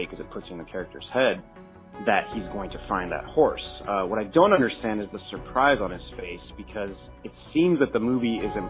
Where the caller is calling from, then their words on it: Oakland, California, United States; I'm calling from Oakland, California.